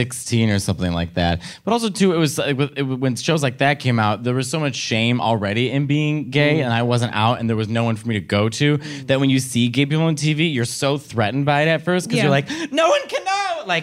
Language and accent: English; Chicago, Illinois, United States; We're both from Chicago. Yeah, and Italian.